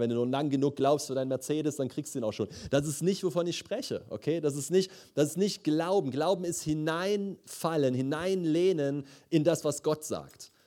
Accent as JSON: {"language": "German", "town": "Leipzig", "region": "Saxony", "country": "Germany", "tie": "born or raised there", "moved": "yes", "said": "ich komme aus Leipzig eigentlich"}